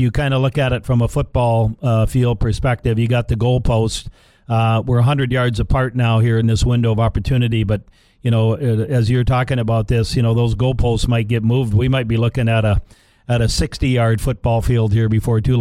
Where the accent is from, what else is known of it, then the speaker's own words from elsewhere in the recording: Larimore, North Dakota, United States; back in my hometown of Larimore